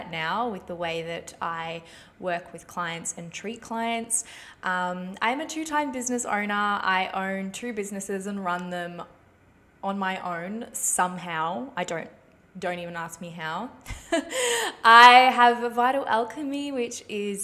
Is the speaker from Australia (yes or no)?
yes; Ballarat, Victoria, Australia; moved away as an adult; also born or lived in Czech Republic / Melbourne; now in Sunshine Coast, Australia; I am originally from the Czech Republic, and I moved here when I was little. Basically grew up and lived in Ballarat my whole life.